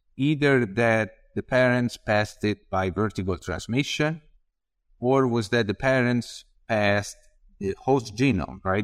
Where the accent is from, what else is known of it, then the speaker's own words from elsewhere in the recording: Tuscany, Italy; moved away as an adult; also born or lived in Padua, Italy; I'm from Tuscany, from Anubis outside of the city, just an hour